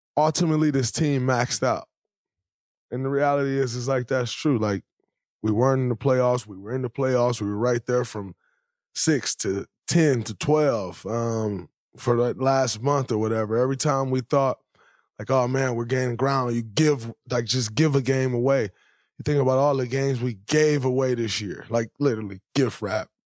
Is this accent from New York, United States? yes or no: no; Saginaw, Michigan, United States; moved away; as a kid growing up in Saginaw, Michigan.